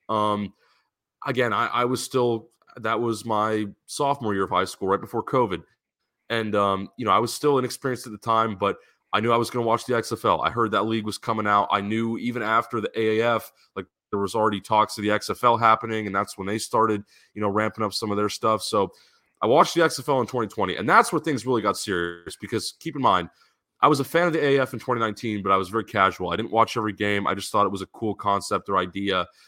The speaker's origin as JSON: {"language": "English", "town": "San Diego", "region": "California", "country": "United States", "tie": "born or raised there", "said": "I grew up in San Diego."}